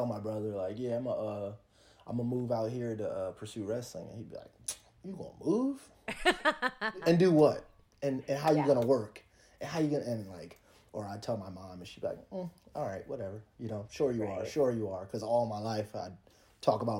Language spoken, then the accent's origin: English; Alexandria, Virginia, United States; moved away as an adult; now in Las Vegas, United States; Where I grew up specifically, like Alexandria, there's a lot of Hispanic people